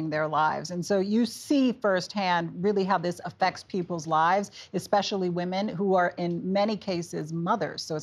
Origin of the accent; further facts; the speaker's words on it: New York, United States; New York State is one of those. That's my home state